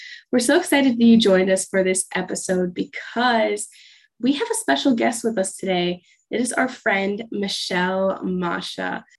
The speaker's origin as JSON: {"language": "English", "region": "Ohio", "country": "United States", "said": "I'm from Ohio."}